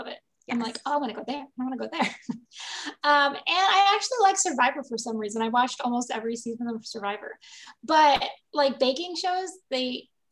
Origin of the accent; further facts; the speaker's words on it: Michigan, United States; I grew up in Michigan